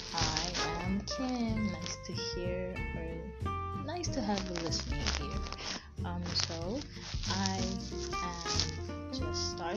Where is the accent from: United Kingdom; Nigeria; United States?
Nigeria; So I'm a Nigerian teenager at the bridge of adulthood.